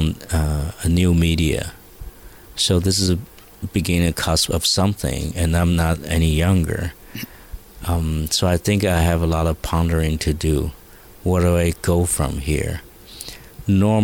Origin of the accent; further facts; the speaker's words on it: Taiwan; I'm a boy from Taiwan